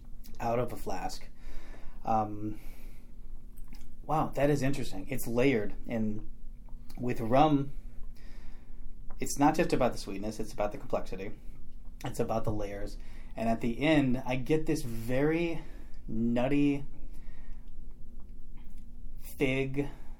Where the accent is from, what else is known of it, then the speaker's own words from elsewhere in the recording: Memphis, Tennessee, United States; Most people can't tell because I don't have an accent, but I was born and raised in Memphis, Tennessee.